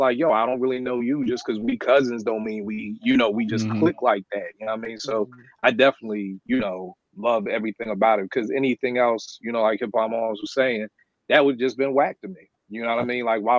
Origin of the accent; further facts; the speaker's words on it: Philadelphia, Pennsylvania, United States; growing up in Philly, you get in the fights every day.